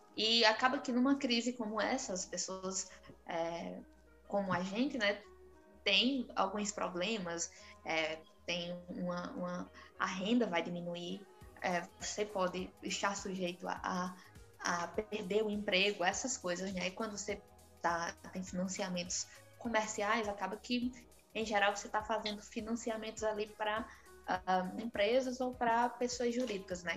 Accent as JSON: {"language": "Portuguese", "country": "Brazil", "said": "nós, como brasileiros"}